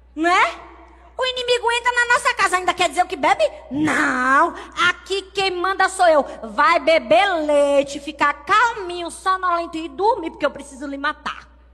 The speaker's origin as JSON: {"language": "Portuguese", "country": "Brazil", "said": "Eu vim do Brasil"}